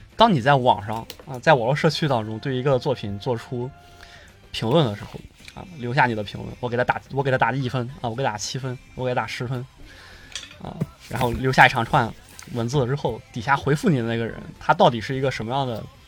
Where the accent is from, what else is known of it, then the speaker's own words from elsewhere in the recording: China; 我们中国人还不一定能够答应